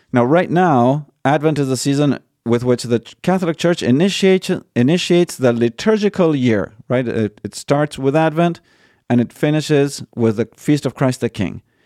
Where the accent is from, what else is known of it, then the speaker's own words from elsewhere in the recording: Argentina; moved away; they moved to Argentina and I was born in Argentina. I never visited the U S when I was little.